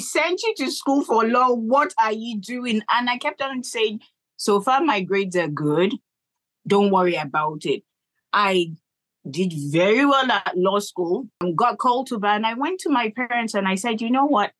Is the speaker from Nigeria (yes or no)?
yes; Nigeria; moved away as an adult; now in Boston, United States; I moved here from Nigeria when I was 27